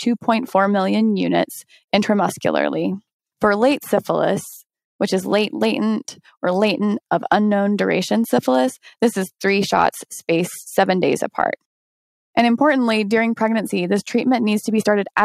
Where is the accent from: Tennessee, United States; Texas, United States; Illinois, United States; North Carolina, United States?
Tennessee, United States; Chattanooga; my hometown as well, Chattanooga